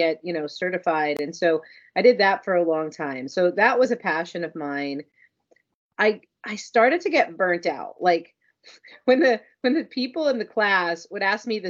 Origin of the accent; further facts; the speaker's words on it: North Miami Beach, Florida, United States; I grew up in North Miami Beach